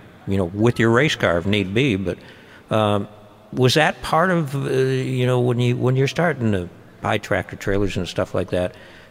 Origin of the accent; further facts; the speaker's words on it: Lancaster, New York, United States; I grew up in Lancaster, New York